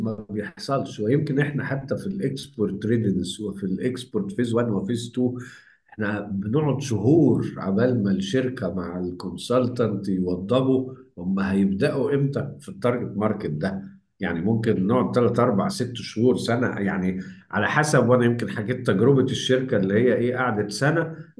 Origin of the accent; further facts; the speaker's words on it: Egypt; هنا عندنا في مصر